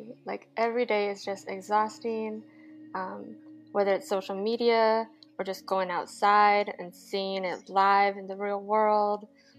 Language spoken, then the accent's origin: English; Nebraska, United States; moved away as an adult; now in Las Vegas, United States; I am a Korean adoptee. So I grew up in the Midwest with a completely white family, a German, Swedish, just all European mix. I lived in Nebraska for most of my life until I joined the Navy.